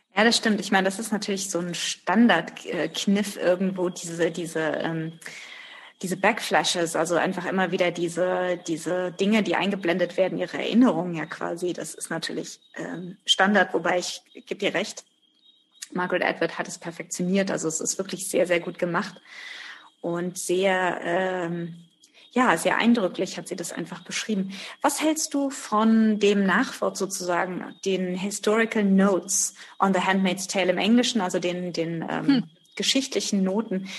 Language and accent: German; Germany; bei uns in Deutschland